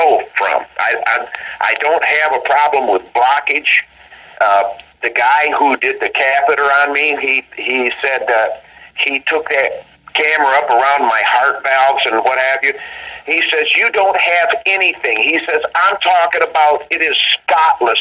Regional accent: Flint, Michigan, United States; we're three kids from Flint, Michigan, and at the time, 19 years old

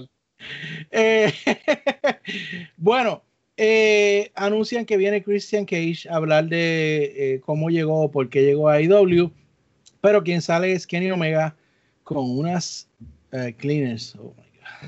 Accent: Puerto Rico; los que nos criamos en Puerto Rico

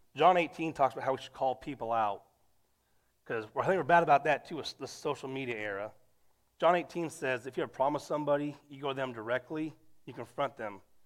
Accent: United States; being an American

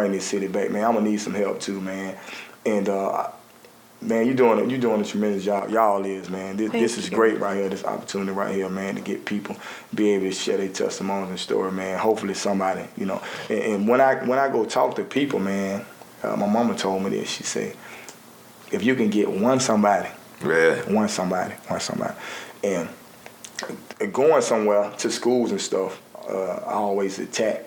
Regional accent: Avondale, Southtown, Kingston, Alabama, United States; also born or lived in Gate City; I grew up in Avondale, Southtown, Kingston

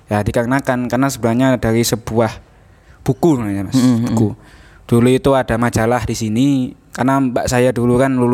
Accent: Lumajang, East Java, Indonesia; Asal saya Lumajang, asli Lumajang.

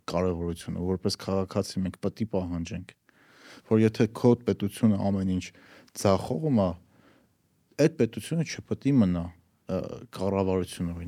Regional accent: Armenia; Հայաստանից եք, հայերեն խոսում եք, ասում եմ, հա, Հայաստանից ենք։

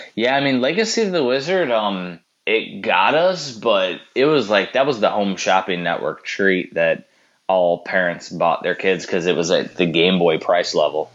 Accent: Chicagoland area, Illinois, United States; We're from Chicago land area, which is a big metropolitan

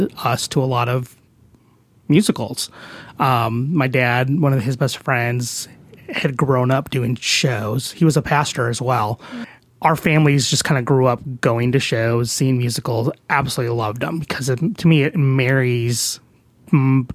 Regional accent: Chicago, Illinois, United States; moved away as an adult; now in Dallas, United States; I grew up in Chicago. I was born and raised there

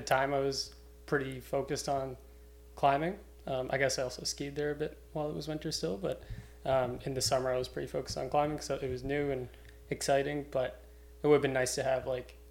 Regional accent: Cape Breton, Nova Scotia, Canada; also born or lived in New Zealand; now in Halifax, Canada; I'm from Cape Breton, but been living in Halifax for like 7 years

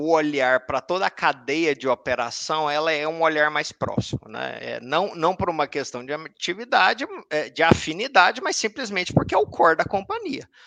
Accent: Anápolis, Goiás, Brazil; now in Brasília, Brazil; sou natural de Anápolis, é, hoje eu moro em Brasília, minha base é Brasília.

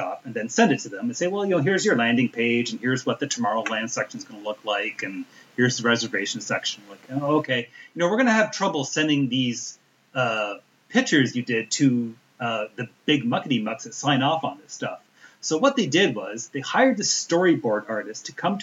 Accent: Canada; I'm Canadian

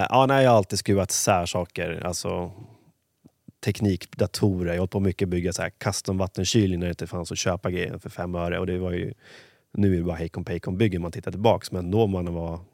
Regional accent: Huddinge, Stockholm County, Sweden; är uppvuxen i Huddinge.

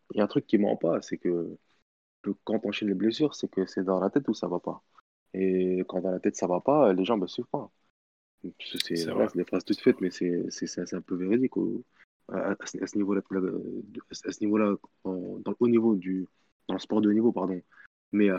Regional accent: Tunisia; en tant, que, en tant que Tunisien

